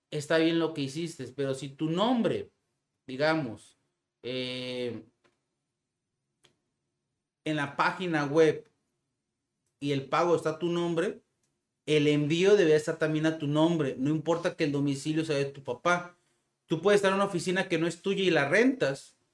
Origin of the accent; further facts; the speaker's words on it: Mexico; Aproximadamente, este, soy de México.